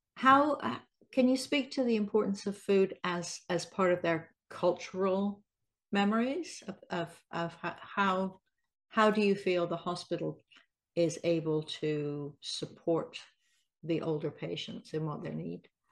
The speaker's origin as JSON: {"language": "English", "region": "England", "country": "United Kingdom", "said": "I'm English"}